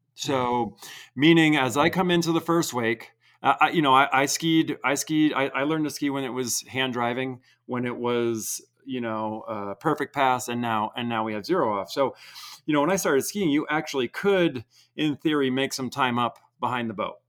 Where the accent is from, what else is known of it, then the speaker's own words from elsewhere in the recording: Vermont, United States; I grew up in Vermont, didn't have coaches